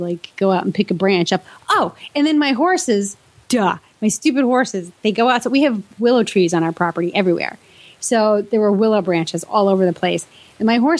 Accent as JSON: {"language": "English", "region": "New York", "country": "United States", "tie": "born or raised there", "moved": "yes", "said": "my hometown in New York"}